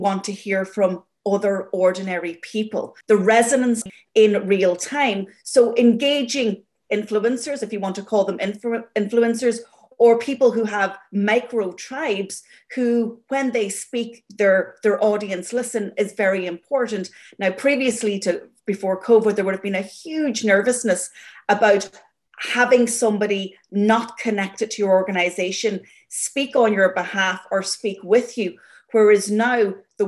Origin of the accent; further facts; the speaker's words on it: Ireland; growing up in Ireland, listening to the radio, you know, my father would shout at the radio